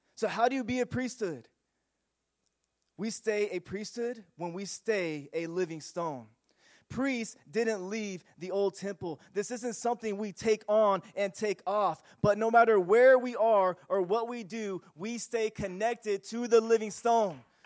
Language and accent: English; Union City, United States; growing up in Union City